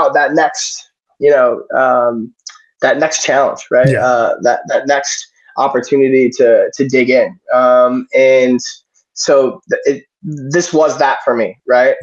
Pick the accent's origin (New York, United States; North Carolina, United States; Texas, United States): New York, United States; Syracuse; Growing up in Syracuse, I grew up in Syracuse.